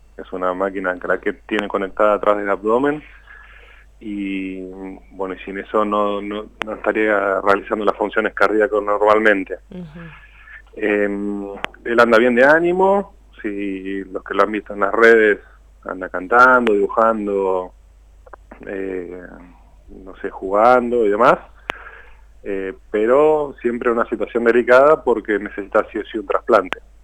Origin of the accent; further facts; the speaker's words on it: Tandil, Buenos Aires Province, Argentina; nosotros somos de Tandil, yo estoy en Tandil